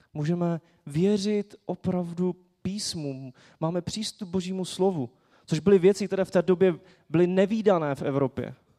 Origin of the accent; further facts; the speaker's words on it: Czechia; jako Češi